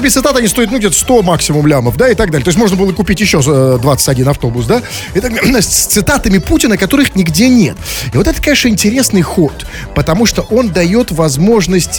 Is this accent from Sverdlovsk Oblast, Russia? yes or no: no; Saint Petersburg, Russia; что же мы за петербуржцы с вами такие